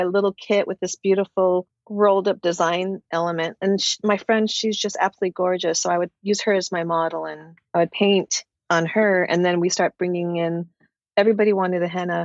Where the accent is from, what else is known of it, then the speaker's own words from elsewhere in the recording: Santa Fe, New Mexico, United States; now in Los Angeles, United States; I grew up in Santa Fe, New Mexico